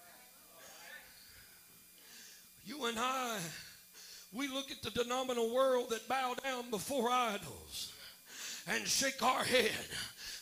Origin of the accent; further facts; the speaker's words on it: Missouri, United States; this 5'8" Missouri boy. I'm from the Show Me State.